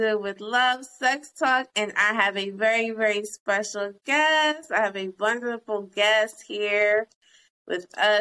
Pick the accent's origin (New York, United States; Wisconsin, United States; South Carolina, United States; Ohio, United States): New York, United States; New York City; moved away as an adult; also born or lived in Jamaica, Queens; now in Pennsylvania, United States; I'm from Brooklyn. I'm from Brownsville